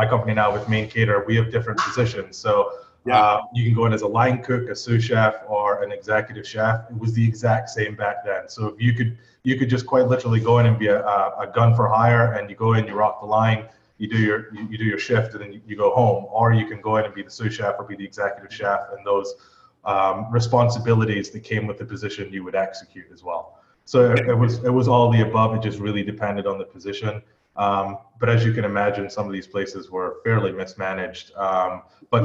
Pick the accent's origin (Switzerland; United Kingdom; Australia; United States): United Kingdom; Scotland; moved away as an adult; I'm from Scotland originally, so at age 16, we can leave school.